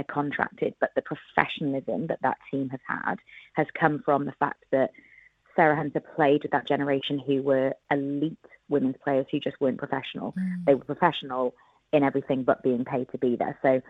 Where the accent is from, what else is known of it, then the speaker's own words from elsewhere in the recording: Wales, United Kingdom; I'm Welsh and rugby's a religion and a big part of our culture.